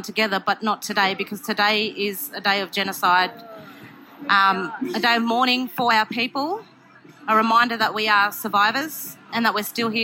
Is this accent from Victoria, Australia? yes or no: no; Armidale, New South Wales, Australia; also born or lived in Brisbane, Queensland; I grew up in Armidale. I'm a Waka Waka Sherberg woman from Brisbane, Queensland.